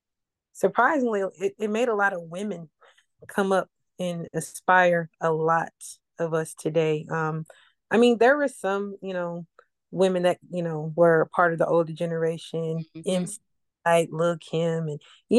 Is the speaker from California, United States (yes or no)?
no; South Carolina, United States; Okay, well … I'm 32. I'm originally from South Carolina. Big Army brat.